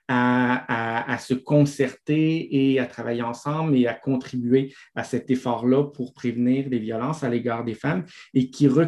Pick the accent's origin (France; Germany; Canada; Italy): Italy; accent: Italian; French is a second language; excusez moi mon accent italien